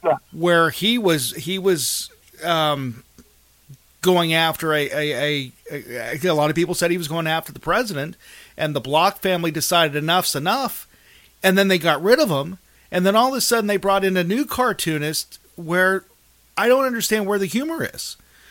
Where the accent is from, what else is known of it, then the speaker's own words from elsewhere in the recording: Mars, Pennsylvania, United States; moved away; I grew up in Mars, Pennsylvania.